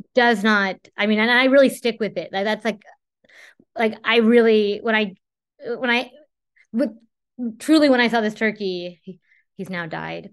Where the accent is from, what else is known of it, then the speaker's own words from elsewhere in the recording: Whittier, California, United States; I grew up in Whittier